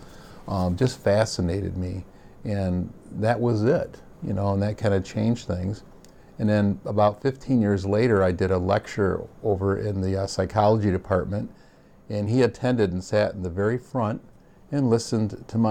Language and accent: English; Bay City, Michigan, United States; I'm a Michigander by birth. I grew up in Bay City, Michigan